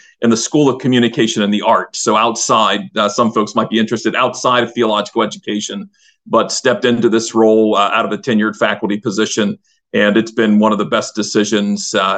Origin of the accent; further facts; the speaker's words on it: Southwest Pennsylvania, United States; moved away as an adult; also born or lived in Northwest Ohio / Pittsburgh; I grew up in Southwest Pennsylvania